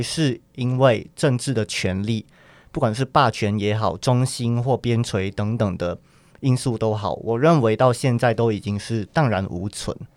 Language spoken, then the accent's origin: Chinese; Sabah, Malaysia; moved away as an adult; also born or lived in Taipei, Taiwan; now in Taiwan; 对我们沙巴人来讲